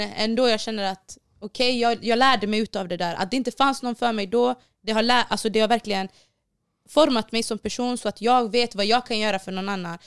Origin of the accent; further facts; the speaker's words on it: Borås, Västra Götaland, Sweden; Jag är uppvuxen på Hässleholmen i Borås